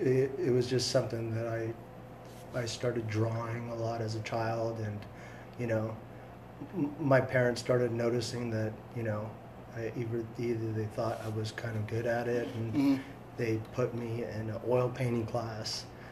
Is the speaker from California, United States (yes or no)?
yes; Fresno, California, United States; also born or lived in Aleppo, Syria; I was born in 1973. I'm from Syria, Aleppo. I came to Fresno, California when I was 3 years old, and raised as a Christian, went to an Orthodox church by the name of Holy Trinity here in Fresno